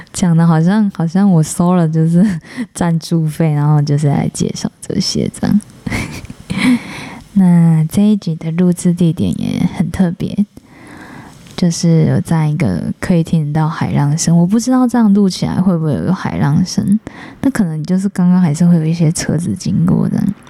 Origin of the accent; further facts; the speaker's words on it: Taiwan; 我们台湾人